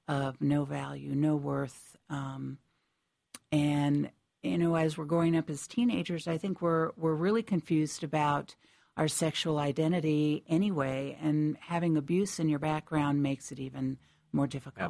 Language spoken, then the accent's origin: English; Connecticut, United States; I was born and raised in Connecticut